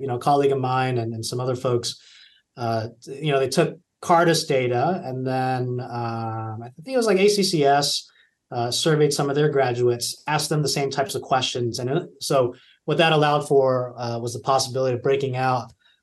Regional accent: California, United States; moved away; I taught high school at a local public school near my hometown in California

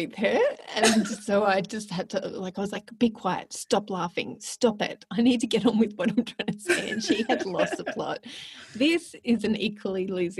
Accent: Melbourne, Victoria, Australia; born or raised there; moved away

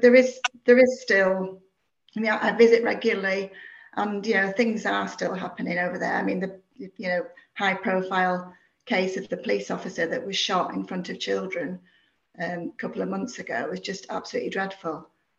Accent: Northern Ireland, United Kingdom; now in England; And I was born and brought up in Northern Ireland. You wouldn't think it from my accent, but I was.

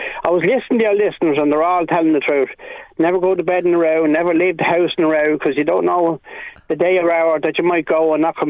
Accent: Ireland; I come from Princetown in Arcad.

